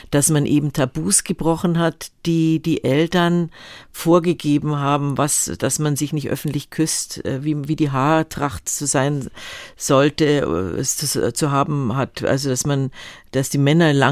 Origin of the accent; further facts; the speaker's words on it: Munich, Bavaria, Germany; weil München war immer so mein, mein Nest. Ich bin, trotzdem ich viel rumgekommen bin, hatte ich immer das Gefühl, das ist, ist mein Zuhause.